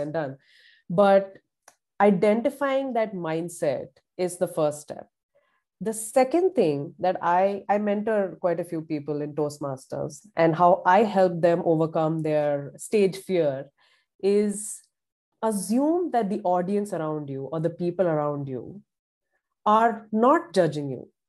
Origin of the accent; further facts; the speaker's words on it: Pune, Maharashtra, India; moved away as an adult; now in Columbus, Indiana, United States; I grew up in a very big, bustling, cosmopolitan city in India called Pune